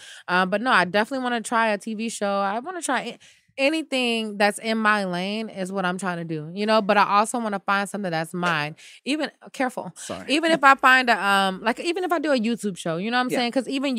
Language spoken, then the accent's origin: English; United States; Maybe I can go around as an American girl, which they love, American black girl at that.